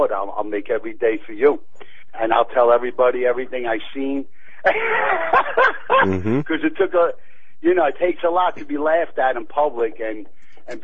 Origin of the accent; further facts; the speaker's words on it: New York City, New York, United States; also born or lived in Hollywood; now in Pennsylvania, United States; growing up on the streets of Brooklyn, I ended up in show business